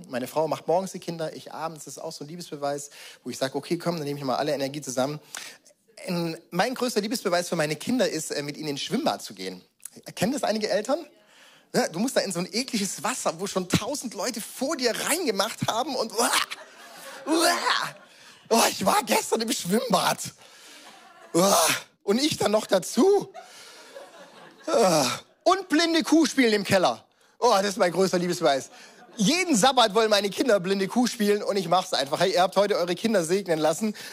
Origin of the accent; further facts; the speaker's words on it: Baden-Württemberg, Germany; ich weiß, ich bin als Schwabe groß geworden, da gab es halt Filterkaffee.